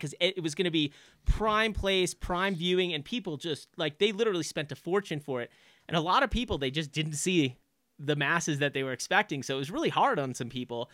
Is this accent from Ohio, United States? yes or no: no; Long Island, New York, United States; moved away as an adult; also born or lived in Boston; I grew up on Long Island